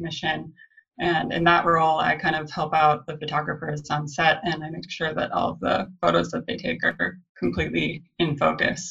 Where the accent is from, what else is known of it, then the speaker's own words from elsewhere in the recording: Santa Cruz, California, United States; I grew up in Santa Cruz, California